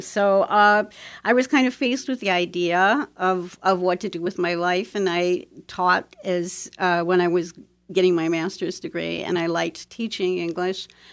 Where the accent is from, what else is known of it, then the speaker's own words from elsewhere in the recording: Toledo, Ohio, United States; moved away; I was born and raised in Toledo, Ohio, in the heart of the Industrial Belt